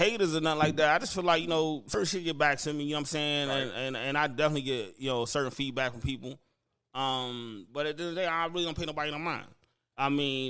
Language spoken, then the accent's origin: English; Woodbridge, Virginia, United States; Born and raised in Woodbridge